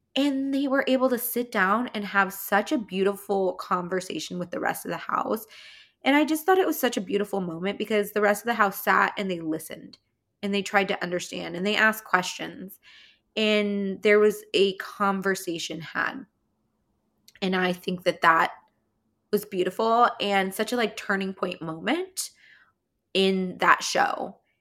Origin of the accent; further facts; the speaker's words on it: California, United States; accent: California; my California accent